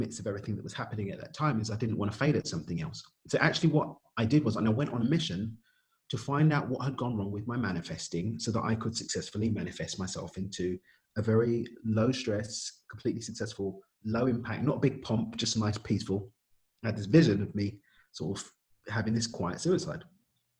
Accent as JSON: {"language": "English", "region": "London", "country": "United Kingdom", "said": "I'm from East London in the UK"}